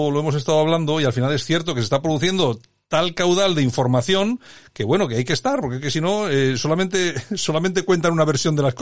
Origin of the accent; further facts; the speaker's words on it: Málaga, Andalusia, Spain; Nacido en Málaga.